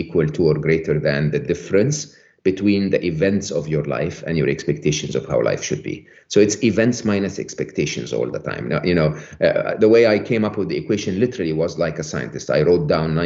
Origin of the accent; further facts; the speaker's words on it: Egypt; I was born and raised in Egypt